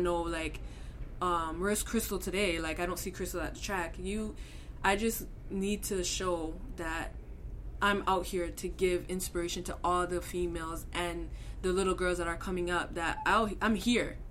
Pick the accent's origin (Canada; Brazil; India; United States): Canada; also born or lived in Scarborough, Toronto, Ontario; being a Canadian athlete and being female